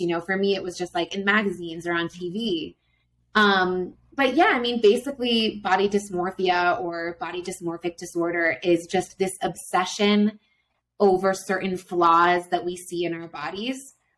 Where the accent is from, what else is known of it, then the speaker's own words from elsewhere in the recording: Florida, United States; now in Quito, Ecuador; I'm from Florida